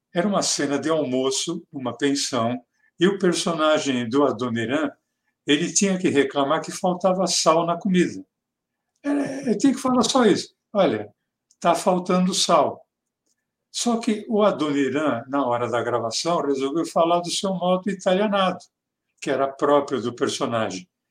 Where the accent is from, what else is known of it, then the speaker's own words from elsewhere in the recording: Mooca, São Paulo, Brazil; accent: Mooca (São Paulo); o sotaque dele como personagem é muito parecido com o meu o nosso aqui da Moca